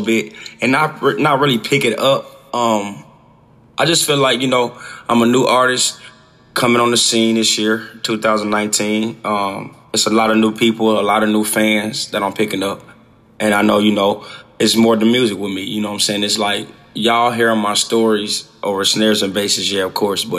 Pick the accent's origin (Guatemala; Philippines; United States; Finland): United States; Dayton, Ohio; I grew up in Dayton, Ohio, on Catawba, 1910 was my address to be exact